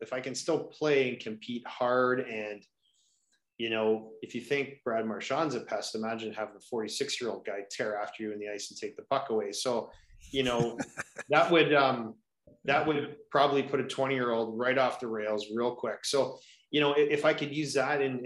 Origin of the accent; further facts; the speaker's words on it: Kitchener, Ontario, Canada; So I grew up in Kitchener, Ontario.